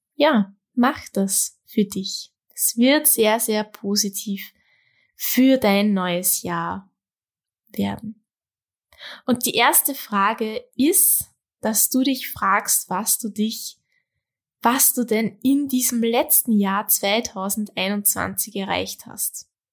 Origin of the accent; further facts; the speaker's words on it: Austria; bei uns in Österreich